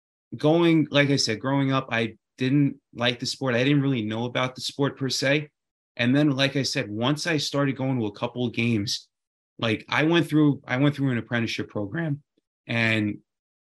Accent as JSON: {"language": "English", "town": "New York City", "region": "New York", "country": "United States", "tie": "born or raised there", "said": "I'm from Queens, New York"}